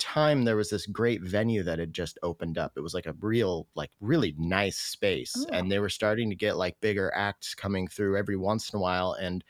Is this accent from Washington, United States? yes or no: yes; Roslyn, Washington, United States; also born or lived in Ellensburg, Washington / Michigan; Roslyn, Washington. I grew up in Roslyn. Yeah. And then I went to Central in Ellensburg. And then I moved to Michigan for a few years, but then came back to Ellensburg